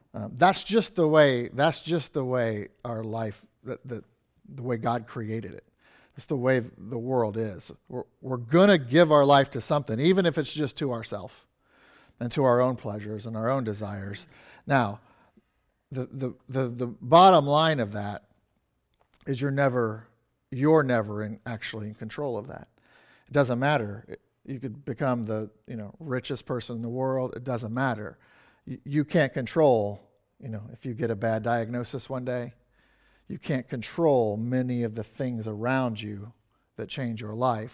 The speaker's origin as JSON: {"language": "English", "town": "Kansas City", "region": "Missouri", "country": "United States", "tie": "born or raised there", "said": "I grew up in a church in Kansas City, like, literally, I, say I grew up in the Kansas City Baptist Temple"}